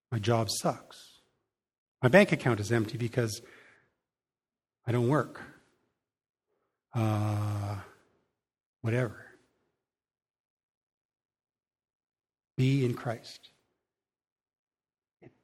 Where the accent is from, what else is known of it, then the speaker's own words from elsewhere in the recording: Canada; we, as a Canadian people